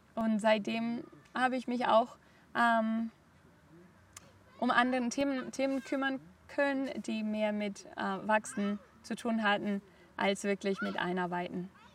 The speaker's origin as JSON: {"language": "German", "town": "Barcelona", "region": "Catalonia", "country": "Spain", "tie": "born or raised there", "also_born_or_lived": "Germany / Hong Kong", "second_language": "German", "moved": "as an adult", "said": "Ich bin in Barcelona aufgewachsen, habe auch dort gelebt, bis ich 24 war."}